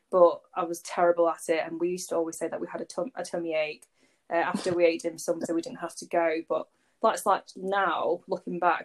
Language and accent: English; Warrington, North West England, United Kingdom; I was born and raised in Warrington